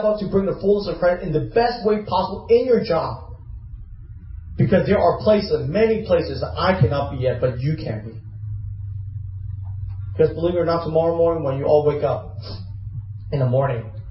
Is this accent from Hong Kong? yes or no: yes; Hong Kong; moved away; I grew up in Hong Kong. I was born there.